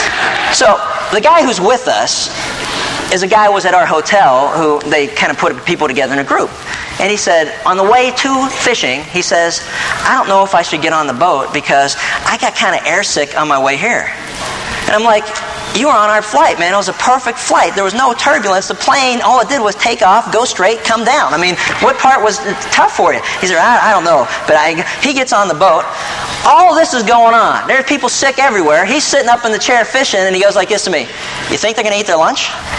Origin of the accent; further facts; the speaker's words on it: East Coast, United States; I grew up on the East Coast watching the American Sportsman.